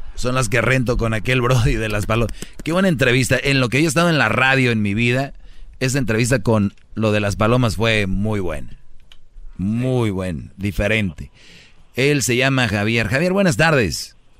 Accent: Monterrey, Nuevo León, Mexico; como buen regio

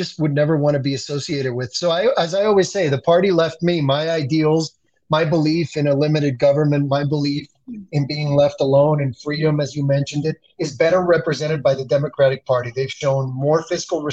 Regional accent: Dominican Republic; now in United States; I grew up in the Dominican Republic under a guy named Joaquin Balaguer, who was the president

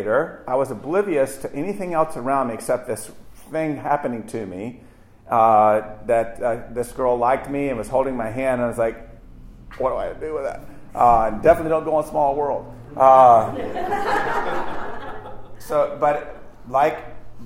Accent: Virginia, United States; we came from Virginia

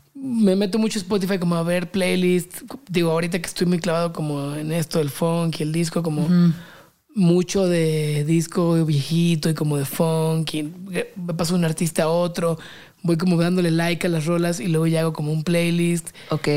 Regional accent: Mexico; also born or lived in London; Como 60 mexicanos

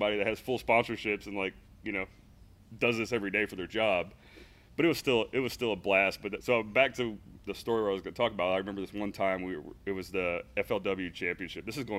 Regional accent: Zephyrhills, Florida, United States; I was born in Zephyr Hills, and honestly, we were a pretty big outdoor family growing up

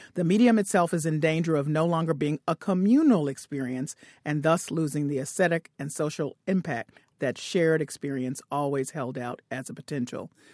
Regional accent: Memphis, Tennessee, United States; I grew up in Memphis

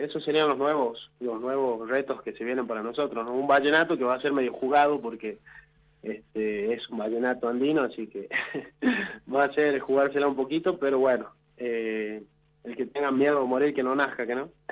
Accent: Salta, Argentina; nosotros en realidad somos de Salta

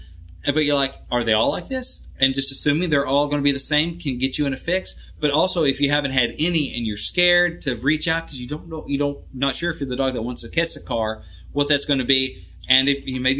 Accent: Arkansas, United States; moved away; being back in Arkansas. So that's where I'm from

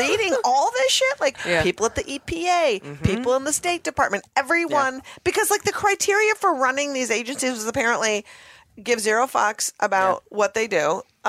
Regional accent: Minneapolis, Minnesota, United States; born or raised there

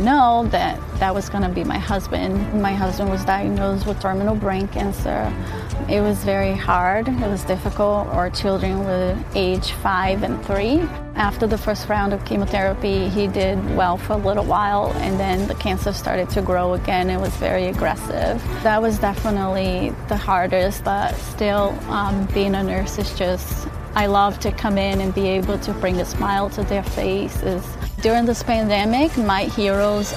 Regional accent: Brazil; also born or lived in Lebanon, New Hampshire; now in New Hampshire, United States; I was born in Brazil.

